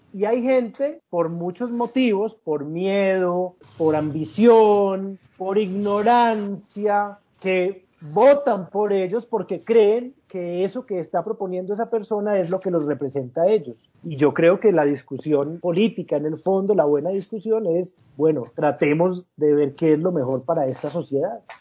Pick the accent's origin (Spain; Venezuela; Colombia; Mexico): Colombia; Medellín, Antioquia; viví mi niñez y mi adolescencia en la Medellín de los años 80 y 90